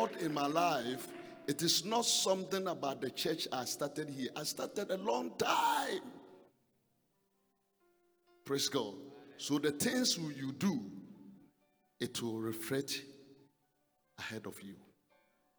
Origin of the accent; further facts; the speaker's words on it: Ghana; I came from Ghana.